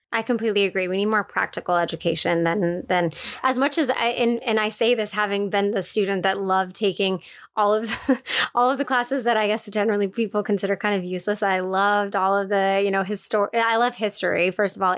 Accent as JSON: {"language": "English", "region": "East Coast", "country": "United States", "tie": "born or raised there", "said": "I grew up on the East Coast as well"}